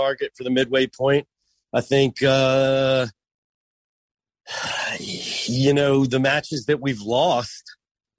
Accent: United States; I'm an American fan

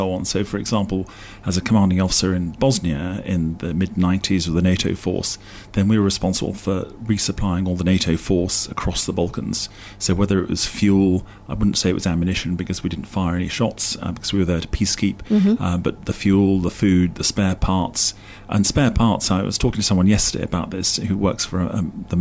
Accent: Lichfield, West Midlands, United Kingdom; moved away as an adult; also born or lived in Germany / Hong Kong; I was brought up in Lichfield in the Midlands.

